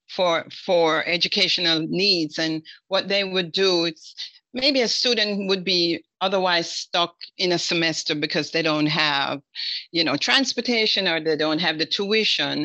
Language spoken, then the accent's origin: English; Jamaica; moved away; as a Jamaican